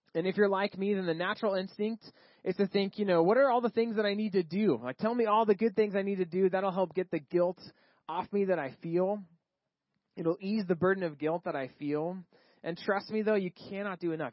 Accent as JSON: {"language": "English", "region": "Texas", "country": "United States", "tie": "born or raised there", "moved": "yes", "said": "I grew up in Texas."}